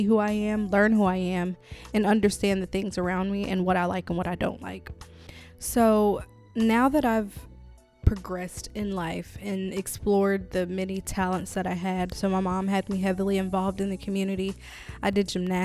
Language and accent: English; Winston-Salem, North Carolina, United States; I was born and raised in Winston-Salem